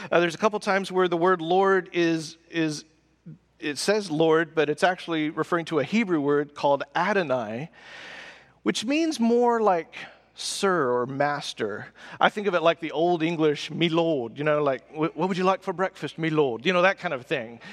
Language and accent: English; the South, United States; we're from the South. So you're polite in the South.